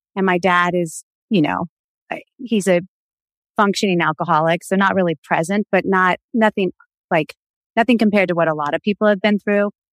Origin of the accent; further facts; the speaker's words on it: the South, Florida, United States; we grew up in the South where everybody was like kind of fundamentalist Christian